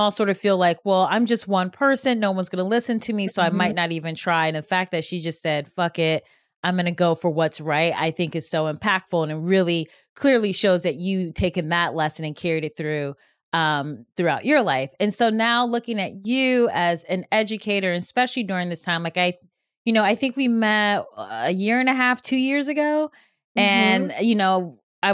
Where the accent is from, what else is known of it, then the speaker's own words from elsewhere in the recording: Cleveland, Ohio, United States; I'm Cleveland